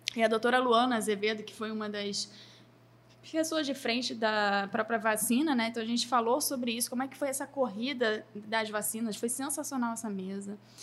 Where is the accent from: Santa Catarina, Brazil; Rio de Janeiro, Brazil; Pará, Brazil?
Rio de Janeiro, Brazil; also born or lived in São Paulo / Florianópolis; sou carioca, sou brasileira